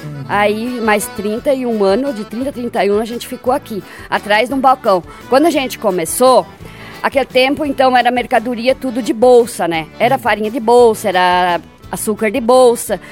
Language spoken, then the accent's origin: Portuguese; Seberi, Rio Grande do Sul, Brazil; moved away as an adult; now in Pinhal de São Bento, Brazil; Eu nasci lá em Seberina, linha Barra Funda. Nasci lá, me criei